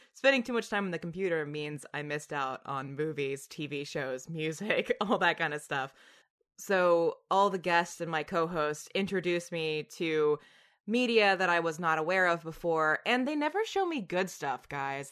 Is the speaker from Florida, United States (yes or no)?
no; Tennessee, United States; now in New York, United States; I'm from Tennessee